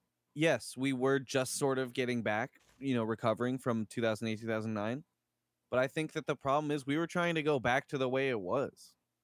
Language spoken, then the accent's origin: English; United States; I don't feel like I'm just an American.